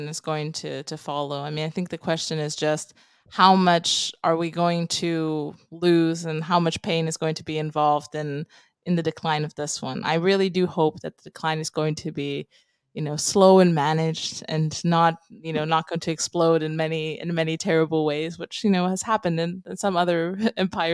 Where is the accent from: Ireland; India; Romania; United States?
Romania; moved away as an adult; also born or lived in London, United Kingdom; I come from Romania. I lived in Eastern Europe most of my life.